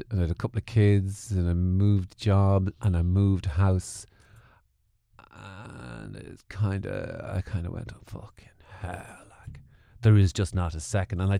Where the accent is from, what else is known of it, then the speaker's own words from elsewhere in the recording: Mullingar, Leinster, Ireland; also born or lived in Portlaoise / Dublin / Manchester; I was born in Mullingar. Born in Mullingar. Moved to Portlaoise.